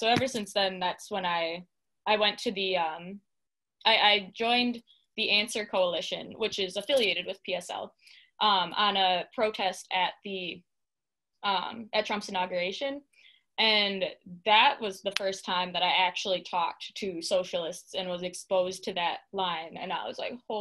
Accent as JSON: {"language": "English", "town": "Mukwonago", "region": "Wisconsin", "country": "United States", "tie": "born or raised there", "also_born_or_lived": "Big Bend, Wisconsin", "said": "So I grew up in Muckwonago, Wisconsin. So that's in Waukesha. I mean, technically I'm from Big Bend, which is a very dinky little town."}